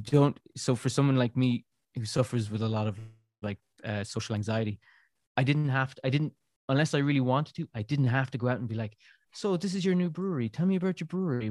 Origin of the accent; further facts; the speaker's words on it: Ireland; moved away as an adult; now in Brussels, Belgium; being Irish